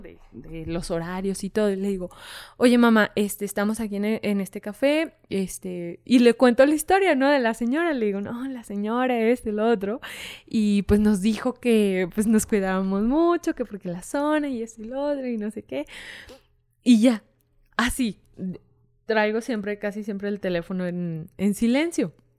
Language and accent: Spanish; Fresnillo, Zacatecas, Mexico; soy de Fresnillo. Entonces, pues Fresnillo es un, municipio de Zacatecas